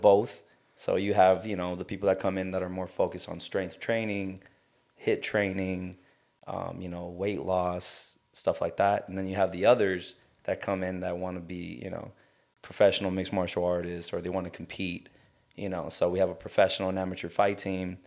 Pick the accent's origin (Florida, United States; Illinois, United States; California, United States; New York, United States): California, United States; South Gate; now in Long Beach, United States; I grew up in, uh, Southgate